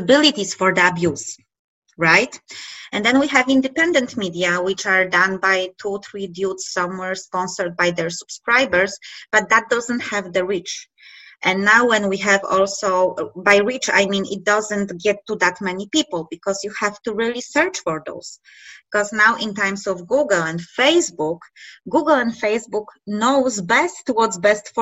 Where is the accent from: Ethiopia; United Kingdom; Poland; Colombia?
Poland; we are from Poland